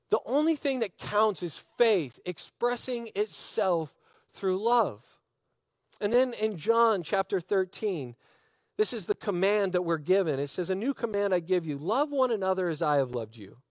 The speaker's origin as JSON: {"language": "English", "country": "United States", "said": "I'm an American. I'm an American. I love our country."}